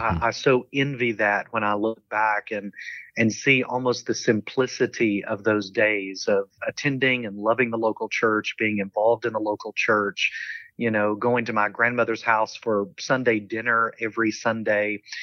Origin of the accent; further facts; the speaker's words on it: London, Kentucky, United States; accent: Southern; moved away; I grew up in a small town called London